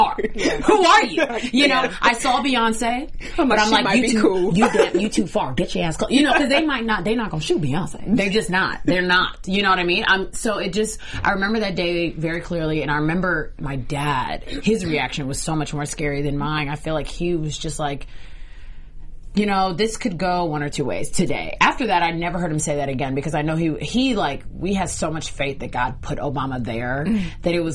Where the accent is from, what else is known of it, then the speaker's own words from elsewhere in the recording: Nigeria; now in United States; I'm from Nigeria, so I remember going back home